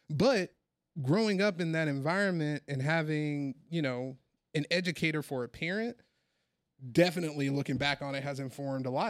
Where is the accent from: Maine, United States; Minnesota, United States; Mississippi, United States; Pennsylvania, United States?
Mississippi, United States; growing up in a place like Mississippi, uh, with all of the things that come around being a black man growing up in the South